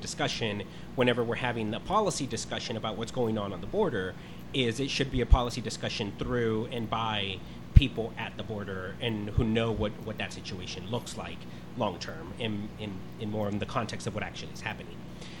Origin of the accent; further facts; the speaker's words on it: Rio Grande Valley, Texas, United States; I'm originally from the Valley, the Rio Grande Valley.